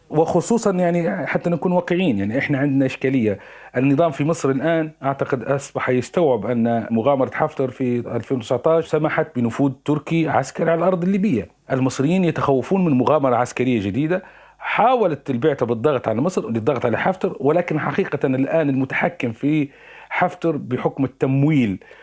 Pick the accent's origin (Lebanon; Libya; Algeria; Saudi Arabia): Libya; تساعدنا كليبيين